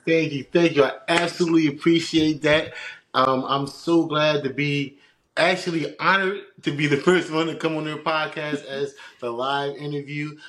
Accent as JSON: {"language": "English", "town": "Philadelphia", "region": "Pennsylvania", "country": "United States", "tie": "born or raised there", "moved": "as an adult", "lives_now": "New Jersey, United States", "said": "born and raised in West Philadelphia."}